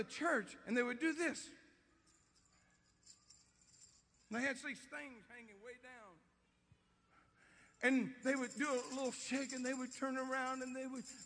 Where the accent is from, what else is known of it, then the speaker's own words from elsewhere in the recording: Louisiana, United States; I'm from Louisiana